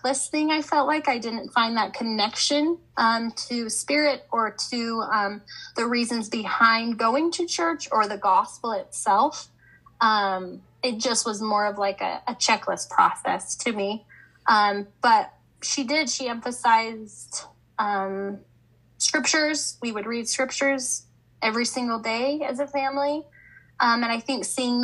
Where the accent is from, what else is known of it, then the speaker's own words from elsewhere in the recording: Highland, Utah, United States; I grew up in Highland, Utah